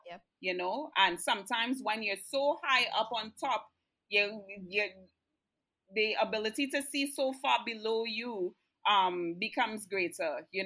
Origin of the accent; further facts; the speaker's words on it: Canada; also born or lived in Trinidad and Tobago; I'm Canadian and I'm Trini.